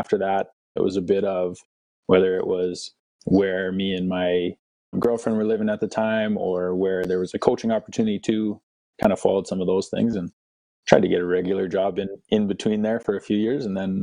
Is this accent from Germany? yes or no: no; Winnipeg, Manitoba, Canada; moved away as an adult; also born or lived in North Dakota / Lethbridge, Alberta / Louisiana / Calgary; I grew up in Winnipeg, Manitoba.